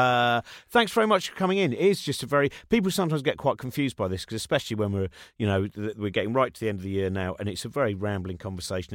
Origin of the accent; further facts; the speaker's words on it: England, United Kingdom; We're English